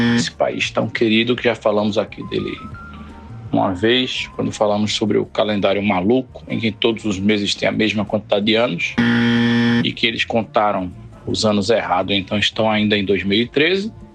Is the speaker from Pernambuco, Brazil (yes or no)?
yes; Recife, Pernambuco, Brazil; eu passei a vida inteira aqui em Recife